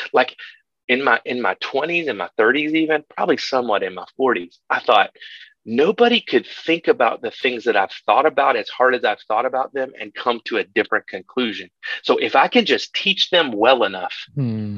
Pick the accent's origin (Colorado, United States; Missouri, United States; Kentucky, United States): Kentucky, United States; my my people, I'm from Kentucky, and my people are, are farmers and, and blue collar folks.